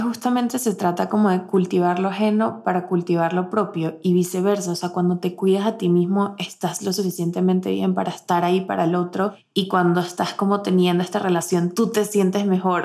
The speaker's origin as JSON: {"language": "Spanish", "country": "Venezuela", "moved": "yes", "said": "nosotras como venezolanas"}